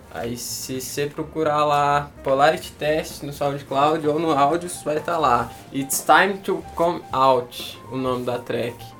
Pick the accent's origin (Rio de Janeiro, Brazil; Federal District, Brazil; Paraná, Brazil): Paraná, Brazil; Toledo; now in Tocantins, Brazil; eu morava no Paraná, nasci em Toledo